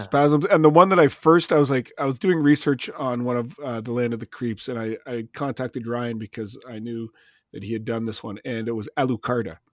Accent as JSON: {"language": "English", "country": "Canada", "said": "being a Canadian"}